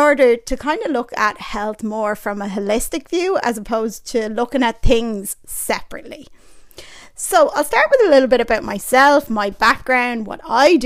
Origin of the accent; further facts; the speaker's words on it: Ireland; I was born and raised in Ireland